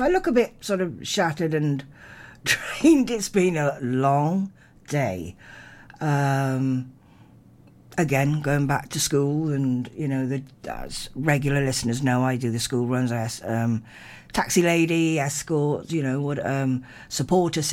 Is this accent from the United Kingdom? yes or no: yes; Narberth, Wales, United Kingdom; growing up in Narberth. I was in Narberth Primary and then Narberth Secondary